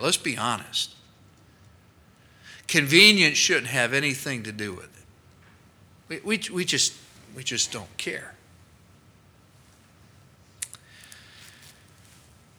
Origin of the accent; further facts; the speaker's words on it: United States; We as Americans